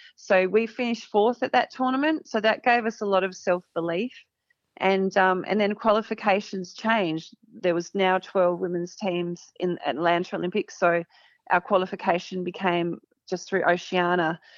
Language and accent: English; Murrayville, Victoria, Australia; grew up in Murrayville in Victoria